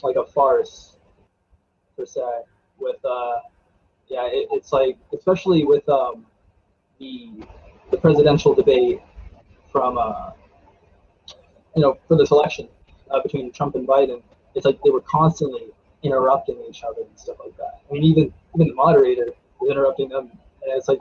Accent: Frostburg, Maryland, United States; also born or lived in Silver Spring, Maryland; But I was born in Silver Spring, Maryland. And then we moved to Allegheny County, and I've pretty much been like around this area the whole time

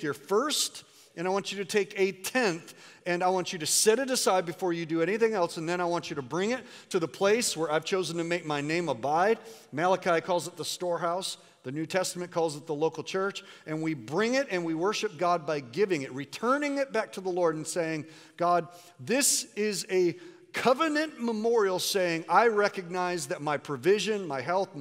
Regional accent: United States; you and I as American Christians

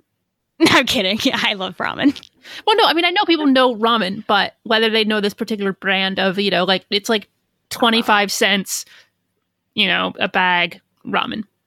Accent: Midwest, United States; I'm from the Midwest.

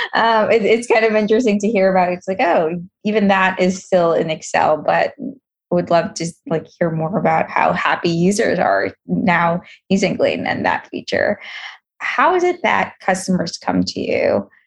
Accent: New York City, New York, United States; I'm from Queens

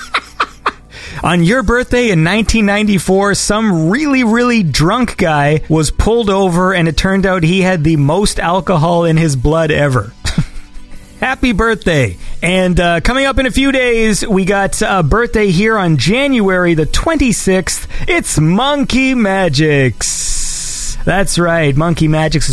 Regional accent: Canada; I'm Canadian.

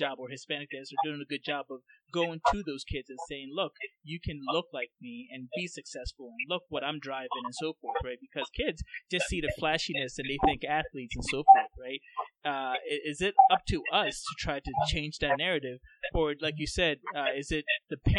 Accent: Ghana; now in United States; I'm from Ghana

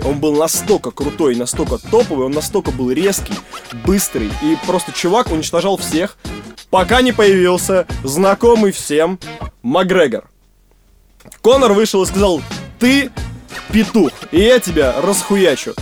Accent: Stary Oskol, Belgorod Oblast, Russia; Я из Старого Оскола

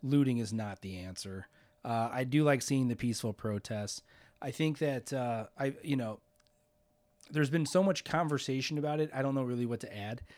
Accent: Hammond, Indiana, United States; I grew up in Hammond

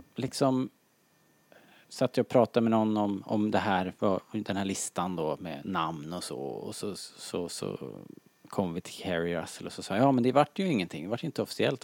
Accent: Sweden; som svensk

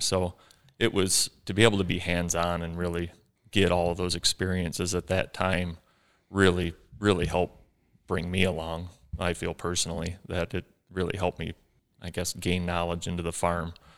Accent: Ubly, Michigan, United States; growing up in Ubley here, smaller school

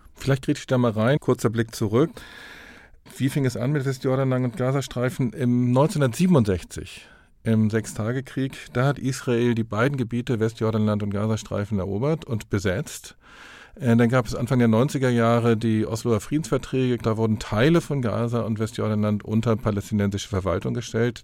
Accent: Hamburg, Germany; In Hamburg, wo ich herkomme

